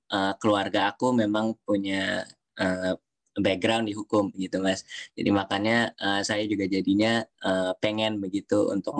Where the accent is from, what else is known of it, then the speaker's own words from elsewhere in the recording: Jakarta, Indonesia; moved away as an adult; now in Groningen, Netherlands; saya asal dari Jakarta. Eh, Indonesia dan uh, saya kalau mungkin sedikit uh, perjalanan uh, hidup ya atau perjalanan uh, sekolah uh, dulu SD saya di Kupu-Kupu di Jakarta